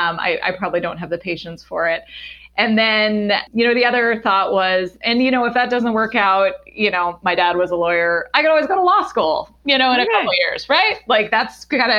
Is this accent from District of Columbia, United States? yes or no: yes; Washington, District of Columbia, United States; moved away as an adult; also born or lived in Boston / Atlanta; I grew up in Washington, D.C.